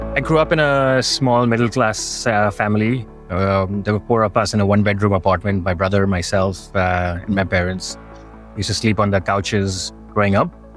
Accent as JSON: {"language": "English", "town": "Mumbai", "region": "Maharashtra", "country": "India", "tie": "born or raised there", "also_born_or_lived": "New York / Sydney / San Francisco", "moved": "as an adult", "said": "I grew up in Bombay, which is as urban as it can get"}